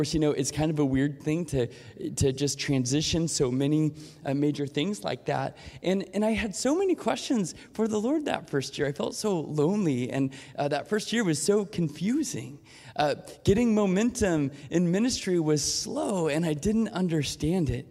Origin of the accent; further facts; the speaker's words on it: Portland, United States; I grew up in Portland